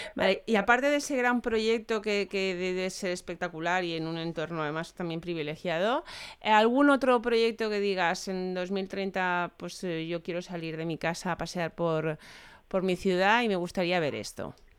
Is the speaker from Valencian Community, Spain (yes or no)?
yes; Valencia, Valencian Community, Spain; yo soy de Valencia